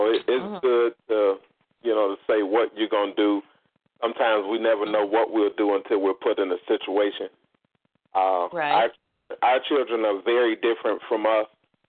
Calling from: Indiana, United States; I'm in Indiana.

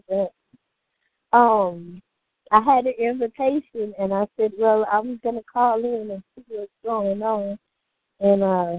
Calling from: Jennings, Louisiana, United States; I am calling from Jennings, Louisiana.

